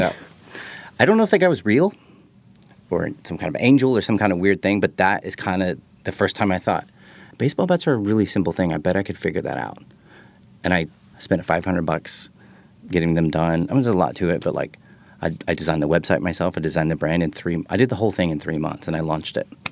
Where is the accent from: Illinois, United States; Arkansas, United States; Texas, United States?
Texas, United States; I'm from Texas